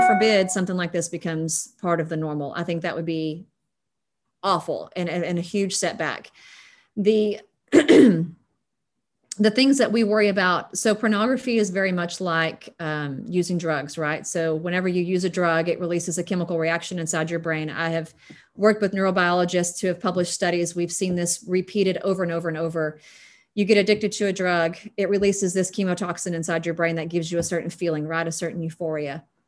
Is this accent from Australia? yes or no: no; West Texas, United States; as a West Texan